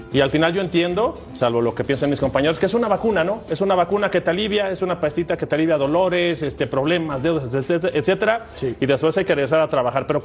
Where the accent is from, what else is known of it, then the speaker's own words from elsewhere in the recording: Mexico; also born or lived in France; soy mexicano y francés